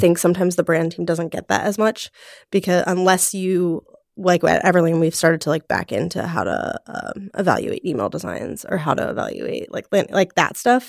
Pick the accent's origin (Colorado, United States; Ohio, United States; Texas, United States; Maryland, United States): Ohio, United States; Cincinnati; moved away as an adult; also born or lived in Los Angeles; I am from Cincinnati, Ohio.